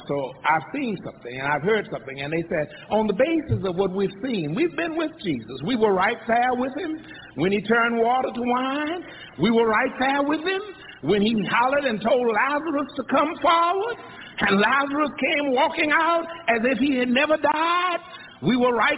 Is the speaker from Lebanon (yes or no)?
no; San Antonio, Texas, United States; also born or lived in Columbus, Texas; I was born in Columbus, Texas, 75 miles west on the San Antonio Highway